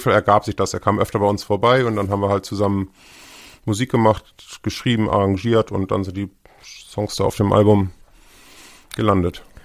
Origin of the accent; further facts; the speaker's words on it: Hamburg, Germany; Also ich bin 71 äh, in Hamburg geboren